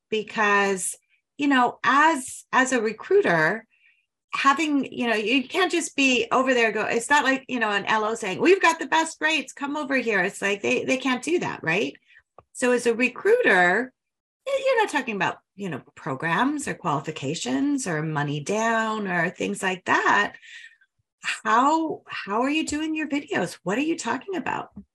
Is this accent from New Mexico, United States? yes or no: no; Denver, Colorado, United States; I'm a Denver girl, grew up there